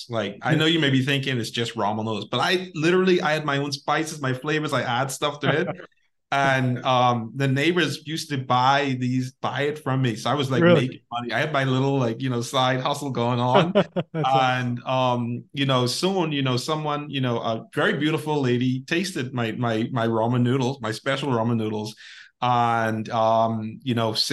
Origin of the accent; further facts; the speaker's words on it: Bahamas; also born or lived in United States; now in Dominican Republic; I'm from the Bahamas and living in the Dominican Republic, you know, temporarily with my wife.